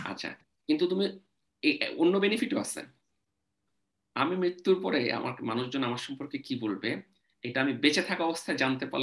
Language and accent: Bangla; Bangladesh; moved away as an adult; now in Australia; আমরা সিকিউরিটি বা মানে জীবিকার প্রয়োজনে বা নিজেদের উন্নত জীবনের আশায় দেশ ছেড়ে বাংলাদেশ চলে আসছি